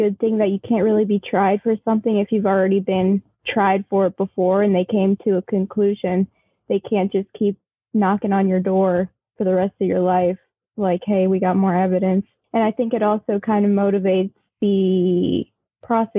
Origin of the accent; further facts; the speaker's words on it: Normal, Illinois, United States; also born or lived in Park Ridge, Illinois / Round Lake Beach, Illinois; I was born in Park Ridge, Illinois, but I spent a few years in Round Lake Beach, and then I moved here when I was young to Normal, and I've been here since. I attended Normal Community High School.